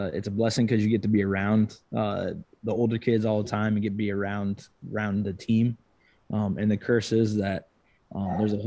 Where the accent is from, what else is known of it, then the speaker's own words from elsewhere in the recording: Grinnell, Iowa, United States; grew up in Grinnell, Iowa, right where I am right now, graduated from here in 07